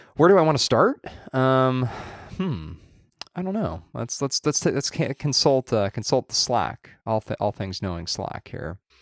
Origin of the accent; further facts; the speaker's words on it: Southern Orange County, California, United States; where you and I grew up in Southern Orange County